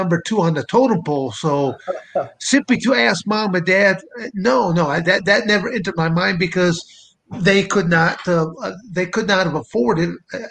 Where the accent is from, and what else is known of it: Montrose, Michigan, United States; born or raised there; moved away as an adult; also born or lived in Arizona; now in Coldwater, United States